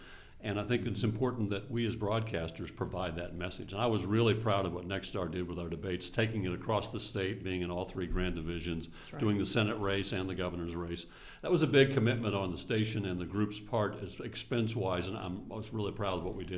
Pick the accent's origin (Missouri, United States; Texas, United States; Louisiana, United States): Missouri, United States; St. Louis; I was born in St. Louis